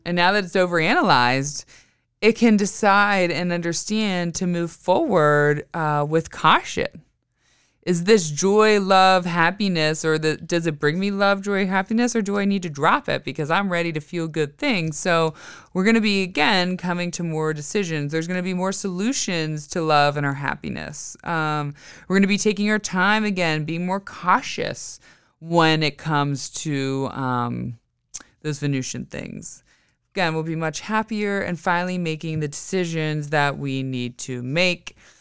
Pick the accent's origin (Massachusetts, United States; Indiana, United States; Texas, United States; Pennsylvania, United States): Pennsylvania, United States; Western; moved away; I grew up in Western P